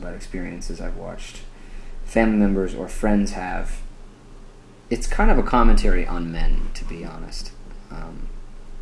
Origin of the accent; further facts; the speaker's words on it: New Hampshire, United States; I grew up in New Hampshire